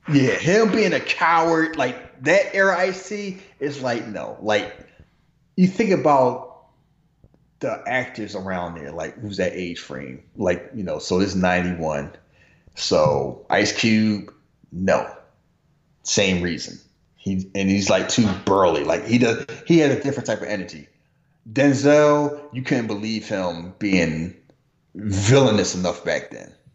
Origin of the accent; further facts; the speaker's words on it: United States; I'm American. I was born in America